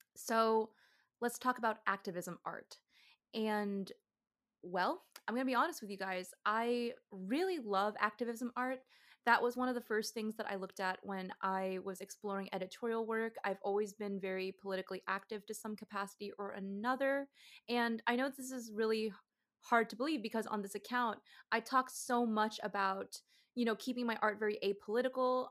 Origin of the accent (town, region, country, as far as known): Georgia, United States